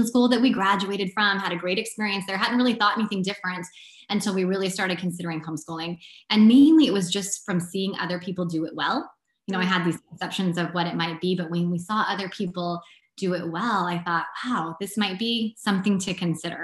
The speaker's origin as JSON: {"language": "English", "region": "South Central Washington", "country": "United States", "tie": "born or raised there", "said": "I'm from South Central Washington. So like the non-Seattle part of the state."}